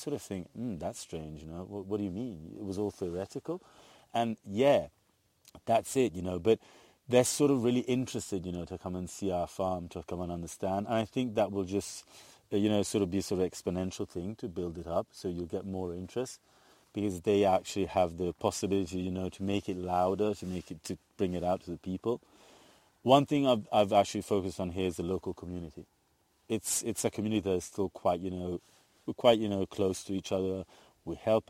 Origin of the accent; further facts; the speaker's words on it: Piedmont, Italy; now in Tuscany, Italy; I'm from Piedmont.